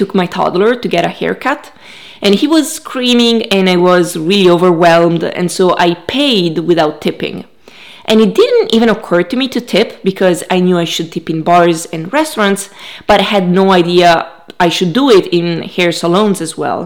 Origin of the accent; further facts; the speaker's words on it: Italy; now in United States; I'm from Italy